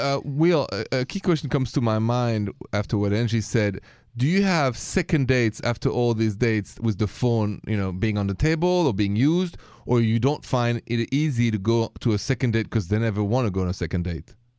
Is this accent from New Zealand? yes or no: no; France; now in United States; I'm from France